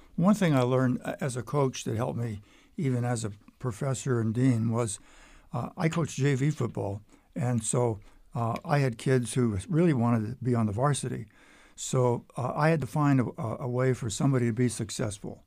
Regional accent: Erie, Pennsylvania, United States; moved away as an adult; now in Lynchburg, United States; I was from western Pennsylvania

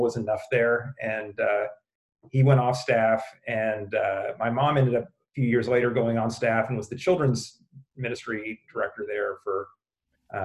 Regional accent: Springfield, Missouri, United States; moved away as an adult; also born or lived in Chicago; I grew up in Springfield, Missouri, one of several places that claims to be the buckle of the Bible Belt

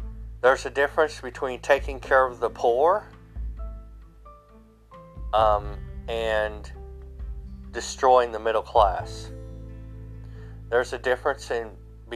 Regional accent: United States; I'm European. I'm an American. I'm a European American. My ancestors came to this America hundreds of years ago

